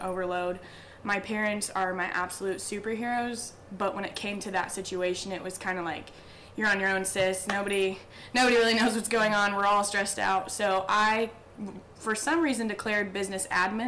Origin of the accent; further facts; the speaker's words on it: Warsaw, Indiana, United States; my hometown of Warsaw, Indiana.